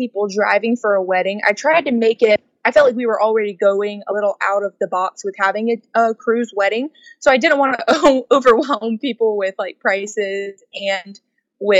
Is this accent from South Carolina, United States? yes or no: yes; Charleston, South Carolina, United States; we're from the Charleston, South Carolina area